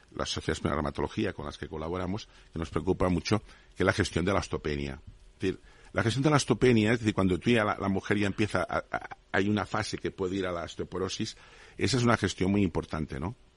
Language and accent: Spanish; Spain